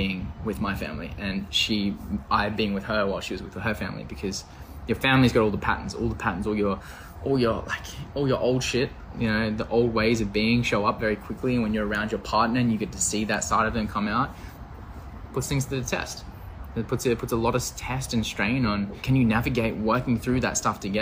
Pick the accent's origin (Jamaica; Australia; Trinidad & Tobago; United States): Australia; also born or lived in Canada; I'm from Australia